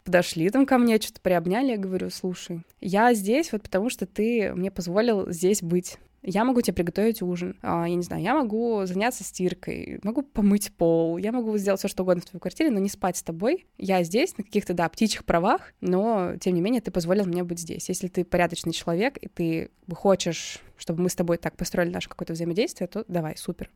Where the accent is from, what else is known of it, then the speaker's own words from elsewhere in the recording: Russia; I'm from Russia